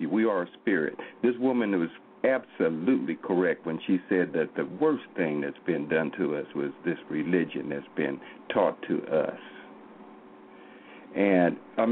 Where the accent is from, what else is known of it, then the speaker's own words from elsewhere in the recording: Oklahoma, United States; I'm from Oklahoma here.